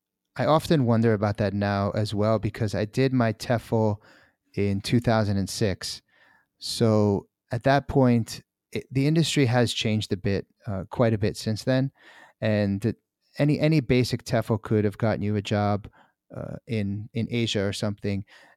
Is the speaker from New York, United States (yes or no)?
yes; New York, United States; also born or lived in New Jersey / Korea / Malaysia / Morocco; now in United Arab Emirates; I grew up in the U.S. I'm from New York and New Jersey, and I've traveled around a bit. I've been living in Korea, or I was living in Korea, Malaysia, Morocco, Chile, and now I'm currently in the UAE outside of Dubai.